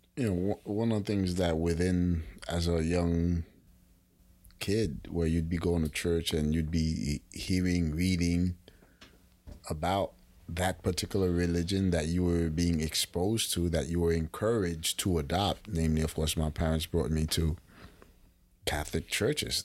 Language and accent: English; Haiti; as a kid growing up in Haiti